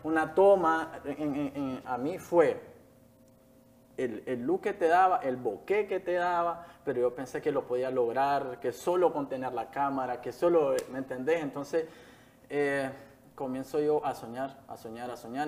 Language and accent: Spanish; Jalapa, Nueva Segovia, Nicaragua; moved away as an adult; now in Managua, Nicaragua; Nací en Jalapa, Nueva Segovia, ya al norte del país, eh, el último municipio de Nueva Segovia